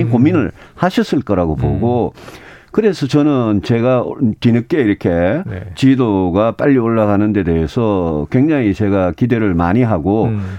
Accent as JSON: {"language": "Korean", "region": "Daegu", "country": "South Korea", "tie": "born or raised there", "said": "제가 대구에서 태어나고 대구에서 학교 다니고 대구에서 정치한 사람이고"}